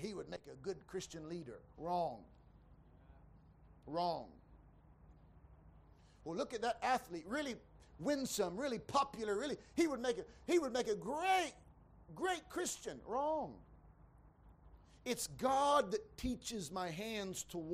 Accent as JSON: {"language": "English", "country": "United States", "tie": "born or raised there", "moved": "yes", "said": "I grew up in America"}